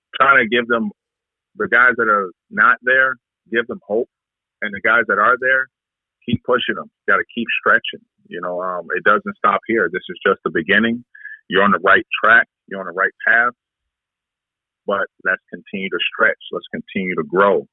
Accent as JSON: {"language": "English", "town": "Detroit", "region": "Michigan", "country": "United States", "tie": "born or raised there", "moved": "yes", "lives_now": "Vancouver, Canada", "said": "the areas that I grew up in in Detroit"}